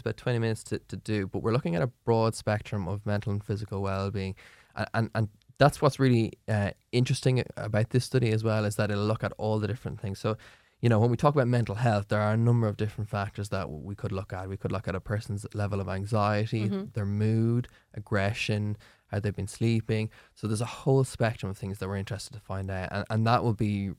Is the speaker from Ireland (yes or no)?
yes; Ireland; as an Irish population